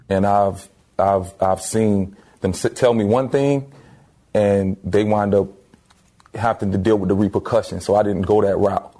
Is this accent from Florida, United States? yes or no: yes; Miami, Florida, United States; growing up in Miami, we were fortunate to have a gumball of different cultures